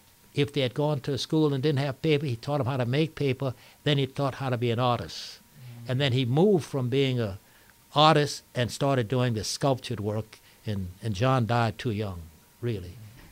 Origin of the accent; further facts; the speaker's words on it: Lafayette, Louisiana, United States; moved away; also born or lived in New Orleans; I was born and raised in Lafayette.